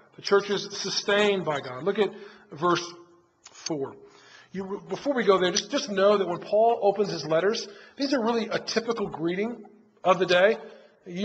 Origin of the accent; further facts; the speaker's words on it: the North, United States; now in the South, United States; I'm from the North